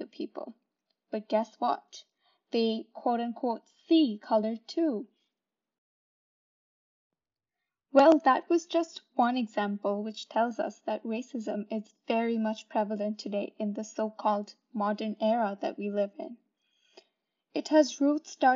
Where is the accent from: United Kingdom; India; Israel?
India; now in Brampton, Canada; Growing up in India and now living in Brampton